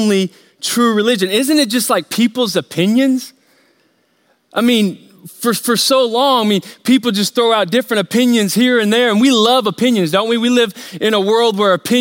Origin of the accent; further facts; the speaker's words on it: United States; we grew up here in America